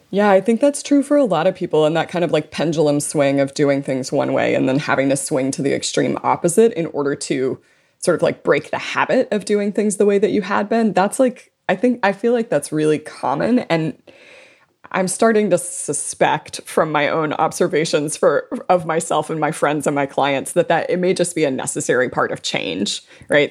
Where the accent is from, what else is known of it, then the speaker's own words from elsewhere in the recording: South Louisiana, United States; I was born and raised in South Louisiana. I live in New Orleans